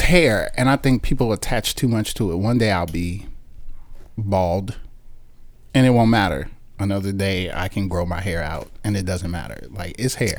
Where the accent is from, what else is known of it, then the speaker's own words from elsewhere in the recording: Chicago, Illinois, United States; moved away as an adult; also born or lived in Washington, D.C.; I am from Chicago, Illinois. Born and raised in Chicago